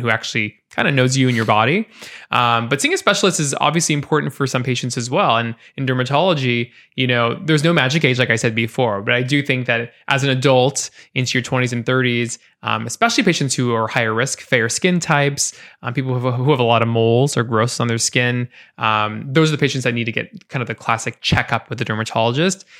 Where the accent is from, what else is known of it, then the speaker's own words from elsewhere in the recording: Portland, Oregon, United States; I grew up in Portland, born and raised